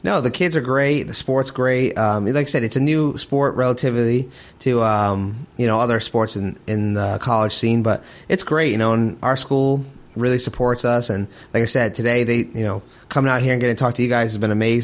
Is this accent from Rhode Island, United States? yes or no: yes; Rhode Island, United States; now in Kentucky, United States; I'm originally from Rhode Island.